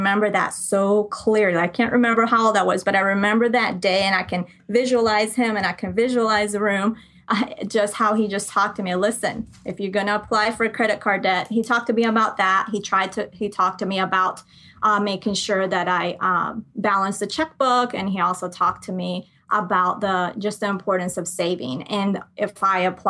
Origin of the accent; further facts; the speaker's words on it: Colombia; moved away; I grew up in Colombia. I'm from Colombia. So I grew up there part of the time